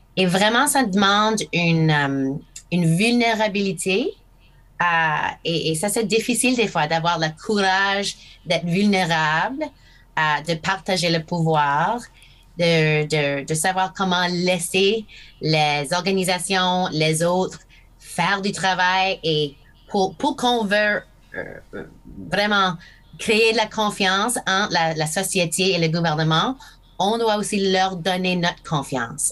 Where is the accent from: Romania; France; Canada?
Canada; Fredericton, New Brunswick; French is a second language; j'ai appris le français ici à Fredericton. Ah, je commençais à Connaught Street School, une, école primaire ici